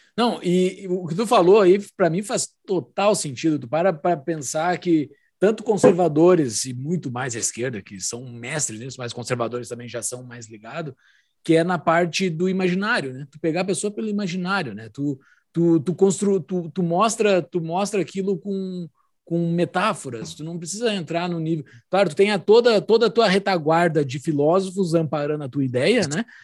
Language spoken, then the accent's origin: Portuguese; Rio Grande do Sul, Brazil; Eu que fui criado dentro do ambiente da tradição gaúcha